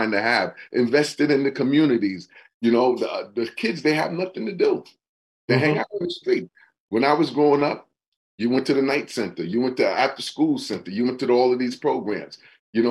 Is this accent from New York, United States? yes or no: yes; New York, United States; now in New Haven, United States; I'm not from New Haven. I am from New York.